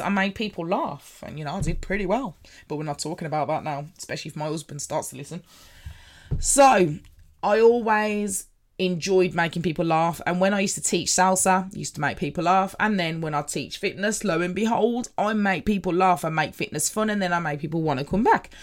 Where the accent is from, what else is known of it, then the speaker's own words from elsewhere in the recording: Birmingham, West Midlands, United Kingdom; I'm from Birmingham. If you hadn't already noticed by the accents